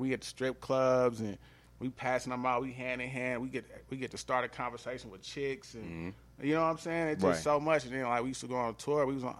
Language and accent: English; Atlanta, Georgia, United States; now in Los Angeles, United States; Even when I just moved to L.A. recently from Atlanta, like, I didn't go to L.A. like thinking, oh, I'm from Atlanta.